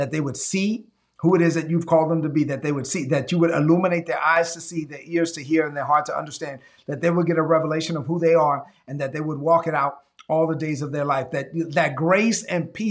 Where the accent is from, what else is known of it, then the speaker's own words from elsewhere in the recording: Dominican Republic; now in United States; my hometown in the Dominican Republic